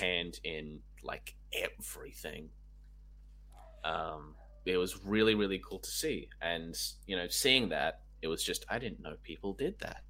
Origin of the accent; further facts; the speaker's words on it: Canberra, Australian Capital Territory, Australia; I'm from Canberra originally